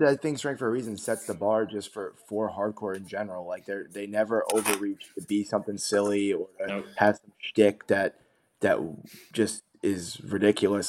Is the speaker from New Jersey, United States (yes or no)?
yes; New Jersey, United States; my home state New Jersey